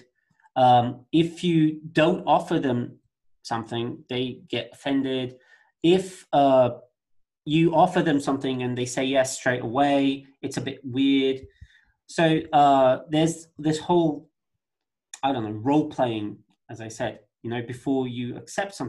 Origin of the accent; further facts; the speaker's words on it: Brazil; for us here in Brazil